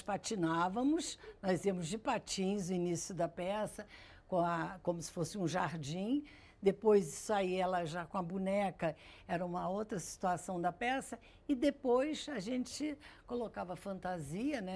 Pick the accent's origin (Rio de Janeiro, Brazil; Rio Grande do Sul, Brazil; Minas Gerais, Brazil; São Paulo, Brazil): Rio de Janeiro, Brazil; also born or lived in Grajaú, Rio de Janeiro / Ipanema, Rio de Janeiro; Fui para o Leblon, eu tinha uns seis anos, cinco anos